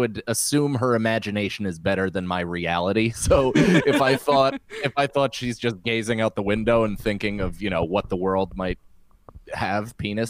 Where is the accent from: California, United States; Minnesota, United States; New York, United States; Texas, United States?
New York, United States; I mean, that's that's what being a New Yorker is, I feel like, is being comfortable crying in front of thousands of people.